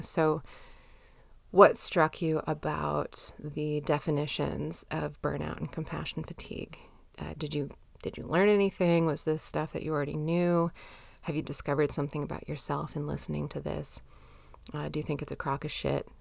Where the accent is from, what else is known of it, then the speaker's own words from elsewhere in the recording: United States; I'm American, grew up in the nineties